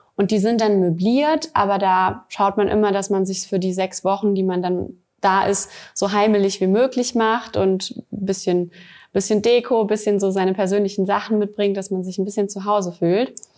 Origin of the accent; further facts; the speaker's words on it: Saarland, Germany; moved away; also born or lived in Bad Honnef / Wiesbaden; ich komme aus dem Saarland, meine Familie lebt hier